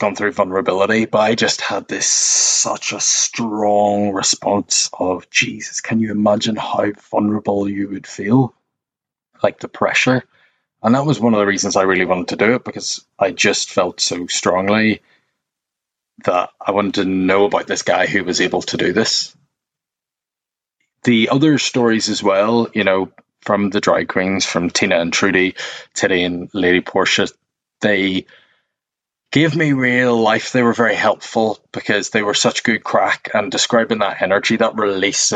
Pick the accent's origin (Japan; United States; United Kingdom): United Kingdom; Northern Ireland; now in London, United Kingdom; being Northern Irish is, whether you like it or not, you're born into this club